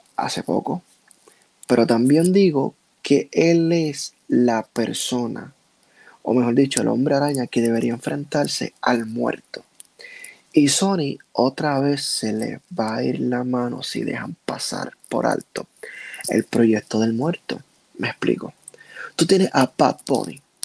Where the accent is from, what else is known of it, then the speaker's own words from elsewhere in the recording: Puerto Rico; yo soy puertorriqueño